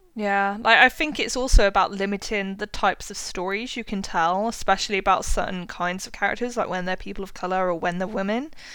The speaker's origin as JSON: {"language": "English", "country": "United Kingdom", "said": "as a British person"}